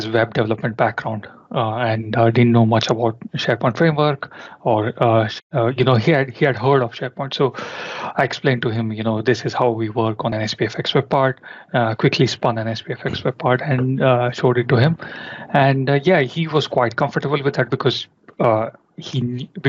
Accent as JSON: {"language": "English", "country": "India", "tie": "born or raised there", "moved": "as an adult", "lives_now": "London, United Kingdom", "said": "I'm basically from India. I was born and brought up there and I started working in India"}